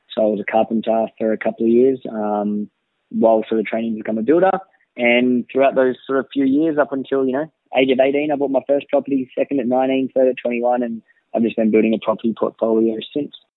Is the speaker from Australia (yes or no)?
yes; Gold Coast, Queensland, Australia; also born or lived in Bellingen, New South Wales; I was born in Bellingen actually, so New South Wales near Coffs Harbour, and came up to the Gold Coast uh, when I was about seven years old